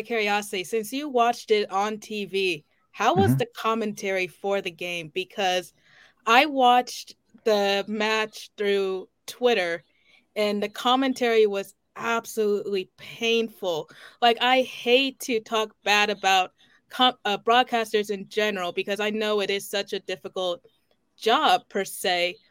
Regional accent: Midwest, United States; I'm from the Midwest

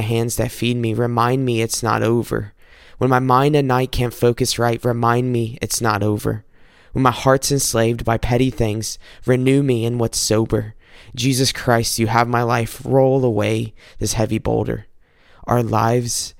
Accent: South Carolina, United States; now in Michigan, United States; I'm recording this up in Michigan, but I'm originally from South Carolina.

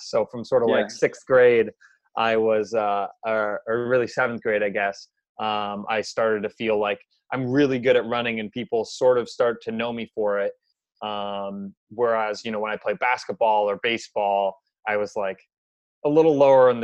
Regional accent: Seattle, Washington, United States; also born or lived in Boston, Massachusetts; born and raised in Seattle. So I was here until I was 18.

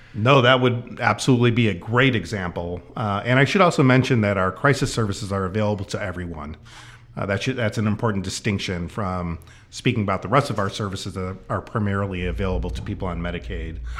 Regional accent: Chicago, Illinois, United States; moved away as an adult; now in Snohomish County, United States; I grew up in the Chicago area

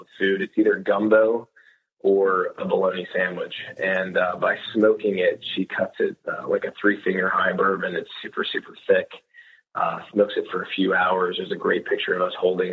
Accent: the South, United States; born and raised in the South

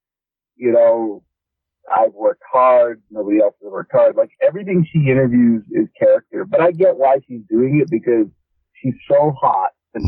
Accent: Toronto, Ontario, Canada; I'm from Toronto

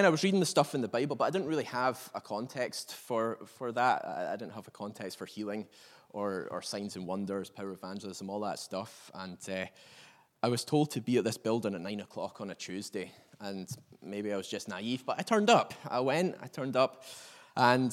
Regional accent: Perth, Scotland, United Kingdom; moved away as an adult; now in Northern Ireland, United Kingdom; I'm not actually from Northern Ireland. I'm from Perth, down the road, but have been in Northern Ireland for the last 13 years.

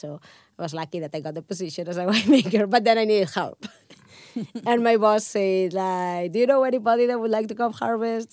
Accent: Barcelona, Catalonia, Spain; first language Catalan; English is a second language; moved away as an adult; also born or lived in Pyrenees; now in United States; I'm growing up in Spain or in in Catalonia, like we have wine always surrounding us. If you if you grew up in a small village like I did, I I was from Barcelona

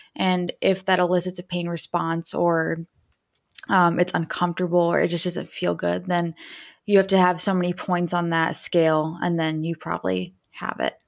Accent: Dayton, Ohio, United States; also born or lived in Indiana; I'm from Dayton, Ohio

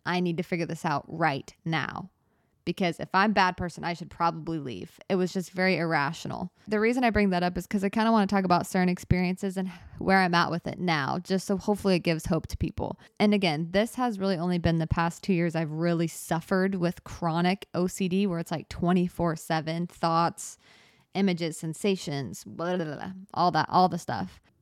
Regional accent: United States; I'm American

